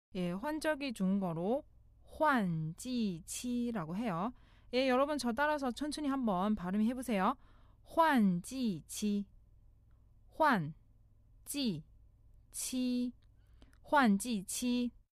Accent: China; now in South Korea; 중국에서 온 저

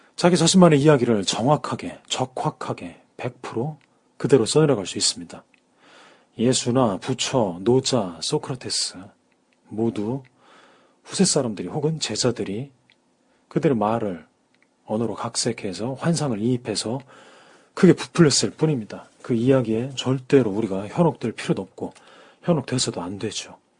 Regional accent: South Korea

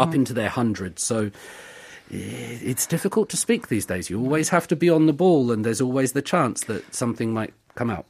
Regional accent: United Kingdom; growing up in the United Kingdom

